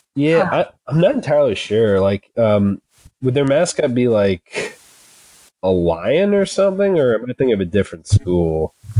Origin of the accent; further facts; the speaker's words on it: Kentucky, United States; I'm from Kentucky. Like I grew up like right across the river from Indiana